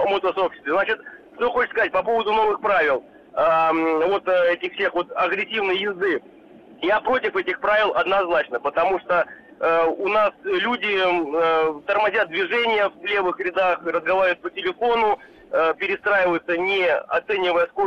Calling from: Saint Petersburg, Russia; Я из Петербурга.

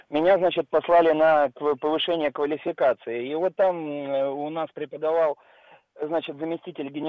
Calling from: Moscow, Russia; я из Москвы.

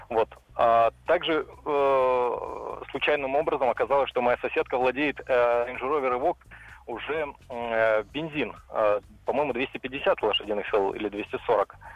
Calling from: Khimki, Moscow Oblast, Russia; Добрый вечер … я из Химок.

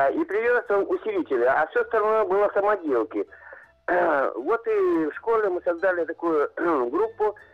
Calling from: Omsk, Omsk Oblast, Russia; also born or lived in Mirny; Я из Омска.

